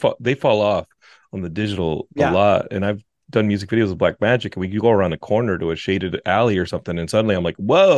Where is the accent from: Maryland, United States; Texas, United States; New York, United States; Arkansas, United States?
Texas, United States; Austin; I'm from Austin, and Austin gets like that. Austin, Texas.